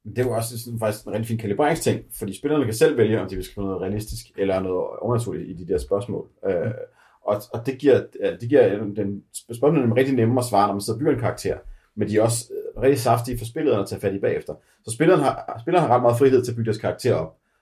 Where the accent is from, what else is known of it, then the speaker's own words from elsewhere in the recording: Denmark; som danskere